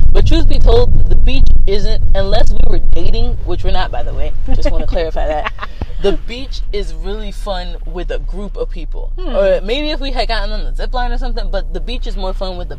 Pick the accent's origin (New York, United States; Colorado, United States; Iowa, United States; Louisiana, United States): Louisiana, United States; New Orleans; we were from New Orleans